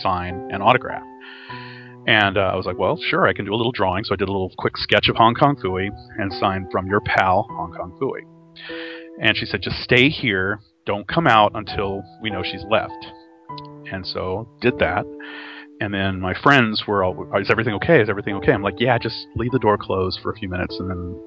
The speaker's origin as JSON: {"language": "English", "region": "Texas", "country": "United States", "said": "I'm from Texas"}